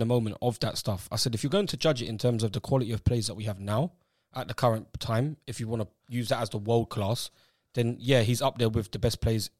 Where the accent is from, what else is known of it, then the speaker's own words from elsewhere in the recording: England, United Kingdom; we always as English people